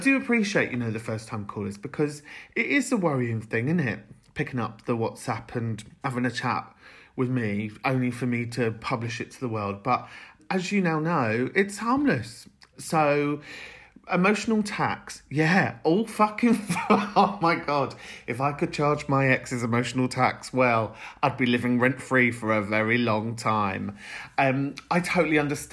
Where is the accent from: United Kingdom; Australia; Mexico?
United Kingdom; London; I'm from London.